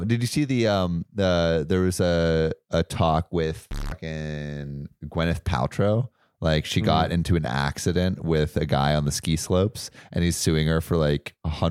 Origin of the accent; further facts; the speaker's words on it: California, United States; I can't relate. I'm from California.